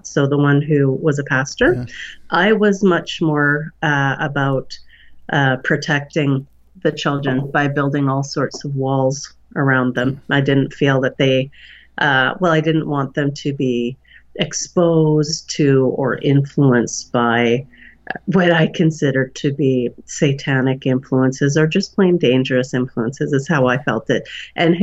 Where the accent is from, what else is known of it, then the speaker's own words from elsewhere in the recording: Okanagan Valley, British Columbia, Canada; I'm Canadian, and I was raised in a smallish city in the Okanagan Valley